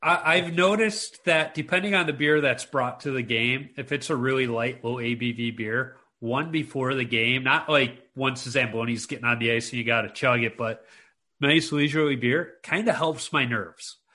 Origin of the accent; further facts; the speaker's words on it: Chicago, Illinois, United States; moved away as an adult; also born or lived in Minnesota; I'm this city slicker. I grew up in Chicago.